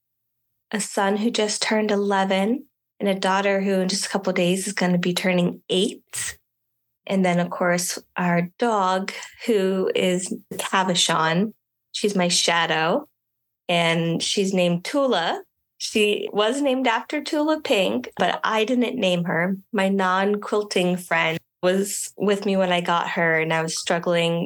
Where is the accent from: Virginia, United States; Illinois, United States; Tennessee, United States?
Virginia, United States; Richmond; also born or lived in Starkville, Mississippi; I grew up in the Richmond, Virginia area, which is where I call home.